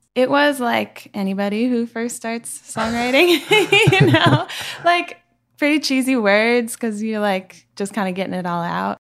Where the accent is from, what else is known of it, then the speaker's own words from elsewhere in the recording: Seattle, Washington, United States; moved away; I'm from Seattle